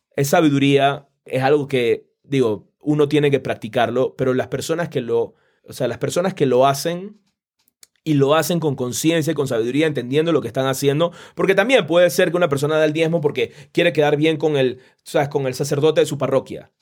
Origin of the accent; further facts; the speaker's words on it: Panama; yo soy de Panamá